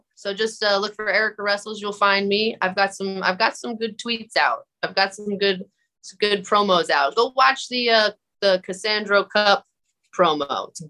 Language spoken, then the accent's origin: English; Southern New Jersey, United States; I grew up in Southern New Jersey.